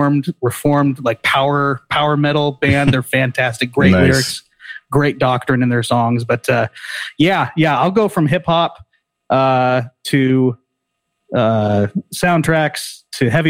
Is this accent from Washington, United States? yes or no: yes; Eastern Washington, United States; I grew up in Eastern Washington where all they played was country